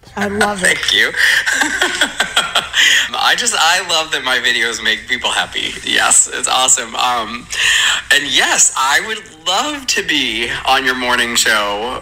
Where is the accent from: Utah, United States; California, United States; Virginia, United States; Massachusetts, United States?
Massachusetts, United States; Braintree; moved away; also born or lived in Boston / Salem; I'm actually from Boston. Uh, I grew up there in Braintree